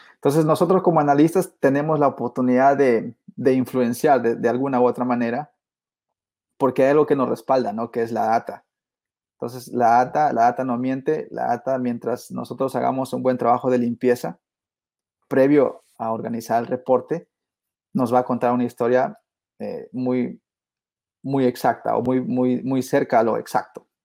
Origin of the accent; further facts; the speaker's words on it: Peru; moved away as an adult; now in United States; originalmente, como te dije, soy de Perú y, este, y he sido pues este hijo de agricultor, de cafetalero en Perú